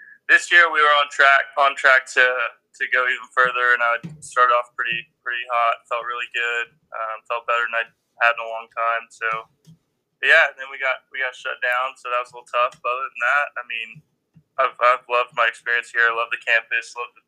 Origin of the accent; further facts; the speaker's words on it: Midlothian, Texas, United States; I'm from the Dallas area, a little town called Midlothian